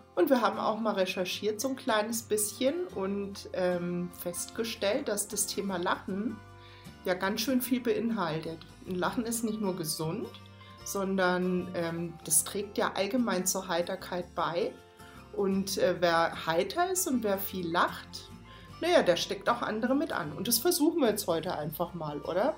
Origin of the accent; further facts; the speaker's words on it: Baden-Württemberg, Germany; moved away; ich komme ursprünglich aus Baden-Württemberg